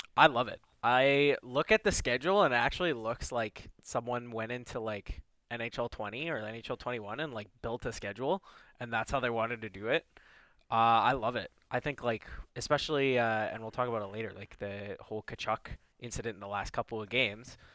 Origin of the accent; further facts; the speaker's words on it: Toronto, Ontario, Canada; I'm from Rexdale